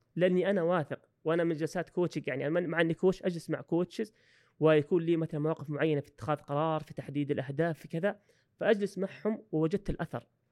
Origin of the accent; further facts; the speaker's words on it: Saudi Arabia; also born or lived in Australia; عندنا في السعوديه